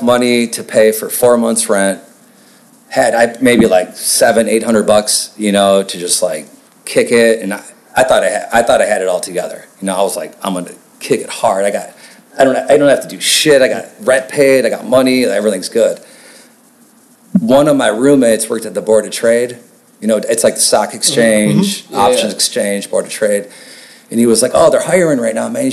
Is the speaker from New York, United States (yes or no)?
no; Racine, Wisconsin, United States; now in Chicago, United States; I grew up about a little over an hour north of Chicago in Racine, Wisconsin.